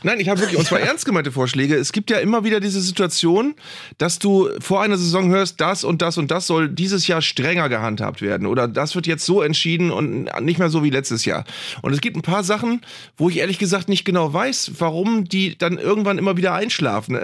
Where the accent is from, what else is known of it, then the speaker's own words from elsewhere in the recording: Northern Germany, Germany; hier bei uns im Norden